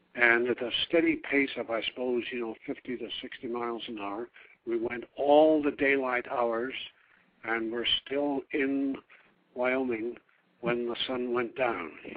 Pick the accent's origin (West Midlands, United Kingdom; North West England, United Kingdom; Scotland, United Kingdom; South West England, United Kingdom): South West England, United Kingdom; Devon, West Country; moved away as an adult; also born or lived in Oregon / New York; coming from the West Country in Devon, I had R's. So I was able to pass as an American